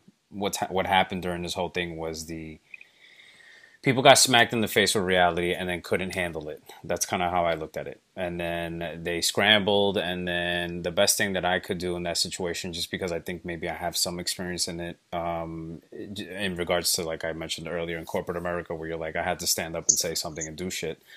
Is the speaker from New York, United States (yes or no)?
yes; New York City, New York, United States; also born or lived in Ecuador; I resided in Bronx. I want to say most of my life I was raised here. I wasn't born here. I was born in Ecuador.